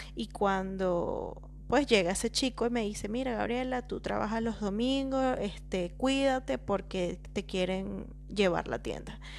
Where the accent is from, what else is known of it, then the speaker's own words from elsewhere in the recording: La Victoria, Aragua, Venezuela; moved away as an adult; yo soy venezolana de La Victoria, un pueblito hermoso, pequeñito, de dos calles